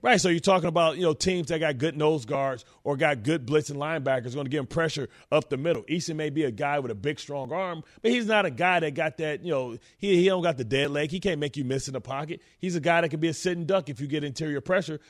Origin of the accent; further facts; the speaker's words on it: Detroit, Michigan, United States; I'm from Detroit